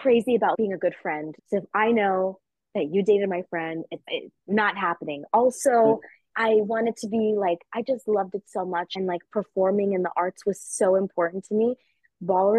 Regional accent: New York, United States; growing up in New York, being really close with my parents.

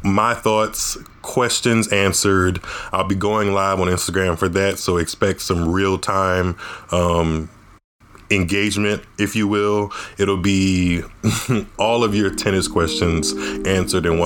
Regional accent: Southern Louisiana, United States; All of us are from Southern Louisiana

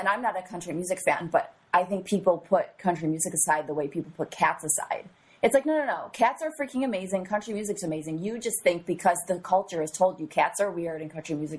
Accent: New York, United States; Well, I'm from New York.

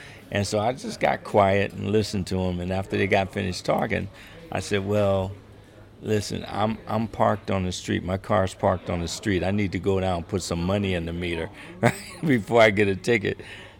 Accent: Ohio, United States; moved away as an adult; I'm from Ohio

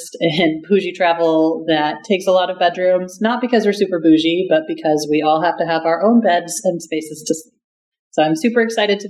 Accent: Texas, United States; moved away as an adult; also born or lived in Colorado / Germany; as a Texan

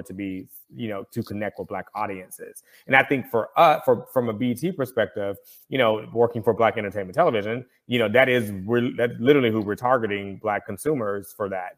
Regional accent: the South, United States; Growing up in the South, I can speak to that as a black person

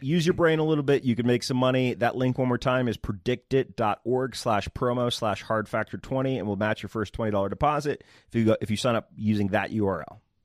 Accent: Northern Virginia, United States; I'm from Northern Virginia, the good part, the part that West Virginia wants to take

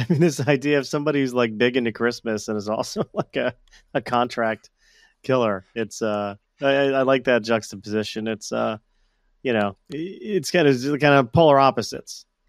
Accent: Florida, United States; it's always in Florida where it's my home state.

